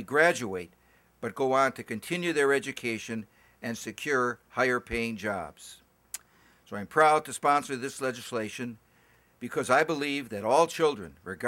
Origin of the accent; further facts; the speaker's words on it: Wisconsin, United States; For example, in my home state of Wisconsin, we have a relatively high graduation rate